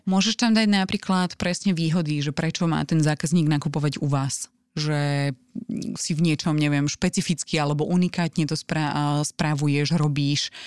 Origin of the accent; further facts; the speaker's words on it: Slovakia; Že sme ako Slováci príliš skromní.